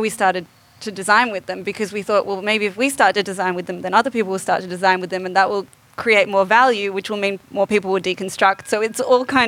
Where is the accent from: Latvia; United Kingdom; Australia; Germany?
Australia; Sydney, New South Wales; I'm from Sydney